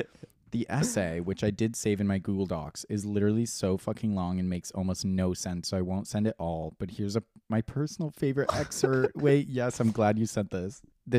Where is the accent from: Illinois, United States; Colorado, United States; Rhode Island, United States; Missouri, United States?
Illinois, United States; Chicago; So I'm from Chicago, not a boy city, and I'm from a neighborhood called Ukrainian Village.